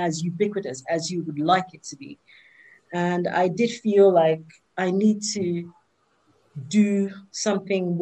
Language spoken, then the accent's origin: English; London, United Kingdom; also born or lived in Nigeria; I have spent most of my life here, here in the UK